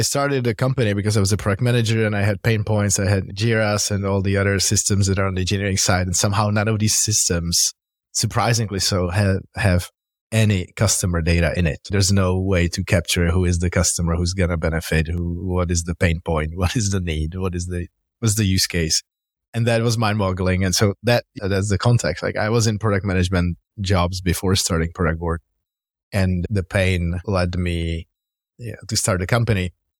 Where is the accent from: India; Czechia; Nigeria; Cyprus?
Czechia; Prague; moved away as an adult; now in Bay Area, United States; Yeah, I'm originally Czech from Prague. I moved to the Bay Area 16 years ago.